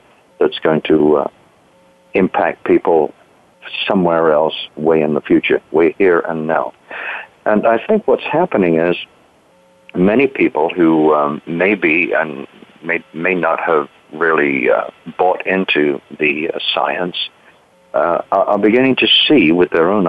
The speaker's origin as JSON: {"language": "English", "country": "United Kingdom", "tie": "born or raised there", "moved": "yes", "said": "I grew up in Britain. You might be able to tell that from my accent"}